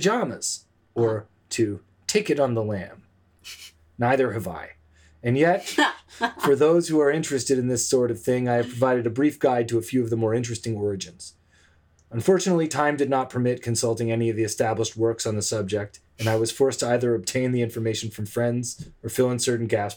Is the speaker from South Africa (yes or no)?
no; Toronto, Ontario, Canada; also born or lived in Los Angeles; I'm from Toronto